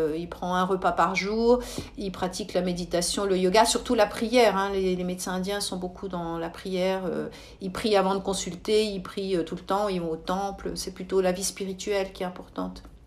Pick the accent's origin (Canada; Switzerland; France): Switzerland; chez nous en Suisse